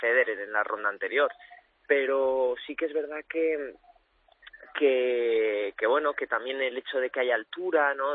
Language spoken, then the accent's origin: Spanish; Cuenca, Castilla-La Mancha, Spain; now in Valencia, Spain; yo, soy nacido en Cuenca, pero mi familia es de Valencia